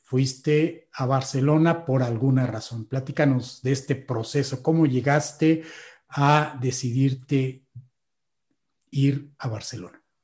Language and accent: Spanish; Mexico; nosotros los mexicanos